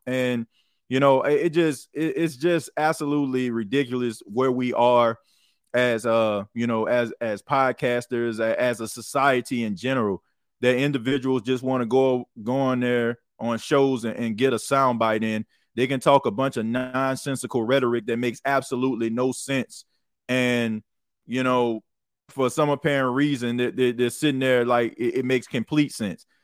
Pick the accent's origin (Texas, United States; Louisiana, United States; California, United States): Louisiana, United States; New Orleans; the New Orleans Saints, uh, my hometown team